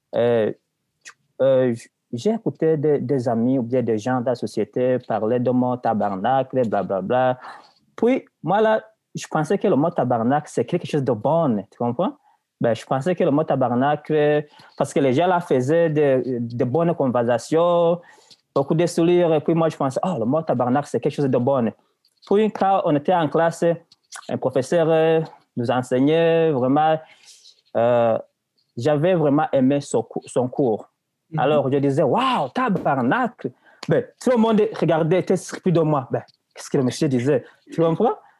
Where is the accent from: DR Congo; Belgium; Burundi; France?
Burundi; also born or lived in Tanzania / Malawi; now in Quebec, Canada; Avant d'être en Tanzanie, j'étais au Burundi, donc dans mon pays natal